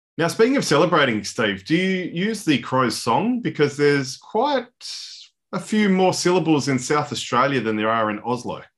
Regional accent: Ireland; as an Irishman

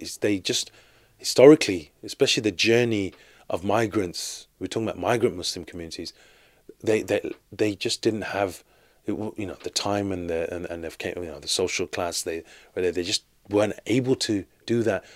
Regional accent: Birmingham, West Midlands, United Kingdom; I'm born and raised in Birmingham, in the U K

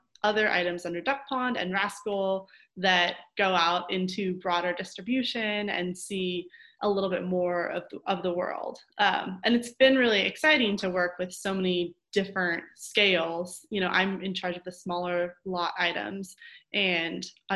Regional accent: Oregon, United States; I am born and raised in Oregon, and my family has actually been farming the same farm for over 100 years

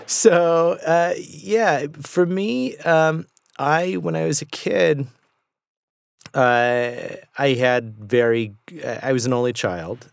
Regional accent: Southern California, United States; I grew up in Southern California

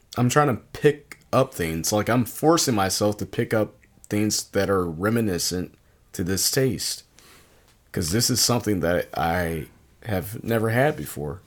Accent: Virginia, United States; now in Milwaukee, United States; growing up in Virginia

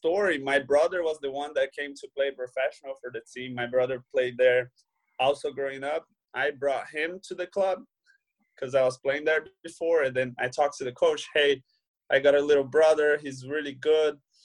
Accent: Brazil; English is a second language; moved away as an adult; also born or lived in Peoria, Illinois, United States; now in Switzerland; I grew up playing soccer in Brazil

